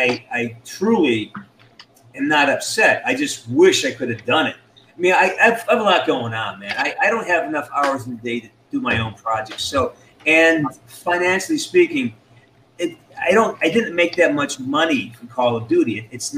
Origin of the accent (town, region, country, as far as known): London, United Kingdom